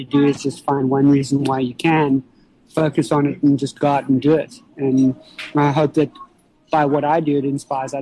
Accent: South Africa; growing up in South Africa and living in South Africa

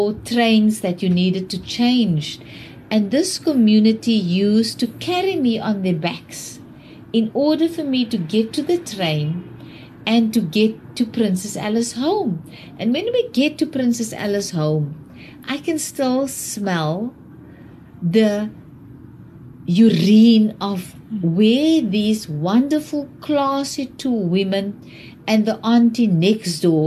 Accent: Wellington, Western Cape, South Africa; I grew up in Wellington

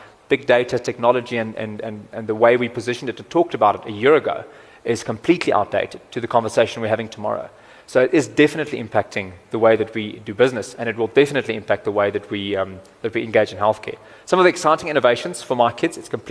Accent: Cape Town, Western Cape, South Africa; I'm also from Cape Town

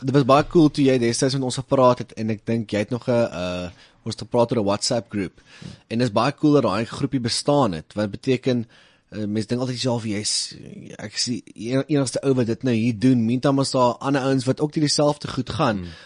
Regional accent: Little Karoo, Western Cape, South Africa; ons klein karoo cowboys

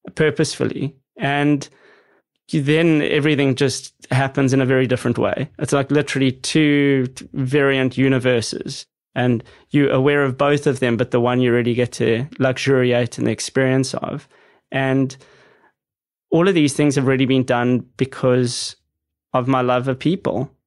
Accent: Johannesburg, Gauteng, South Africa; growing up in South Africa in suburbia

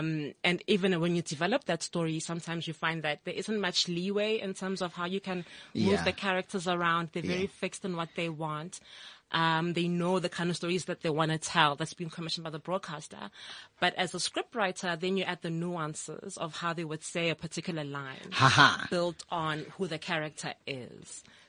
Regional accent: Itsoseng, North West, South Africa; I'm from Itsoseng in the Northwest. Okay. Born and bred. Proud Northwest girl through and through. Platinum province.

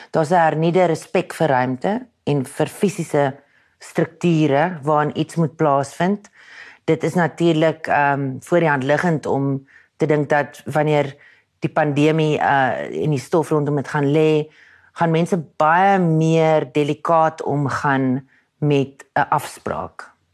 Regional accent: Pretoria, Gauteng, South Africa; accent: Pretoria / Waterkloof Afrikaans; Toe ek jonger was, moes ek probeer om my Pretoria aksent weg te steek

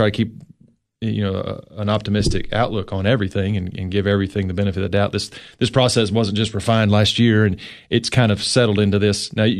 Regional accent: Cookeville, Tennessee, United States; also born or lived in San Diego; Not born here. Moved when I was four

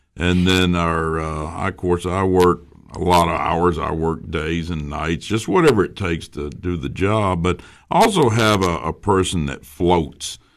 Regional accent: Baxter, Tennessee, United States; when I came to Baxter in 2010, that's my hometown

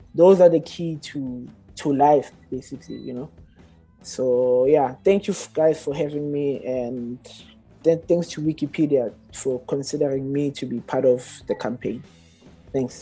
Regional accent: Johannesburg, Gauteng, South Africa; born and raised in Alexandra

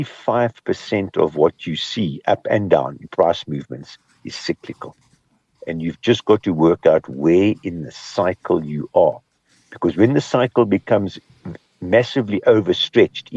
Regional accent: Kimberley, Northern Cape, South Africa; I grew up in Kimberley

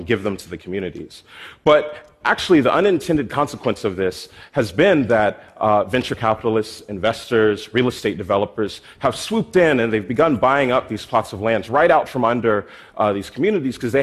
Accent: Philadelphia, Pennsylvania, United States; my hometown in Philadelphia.

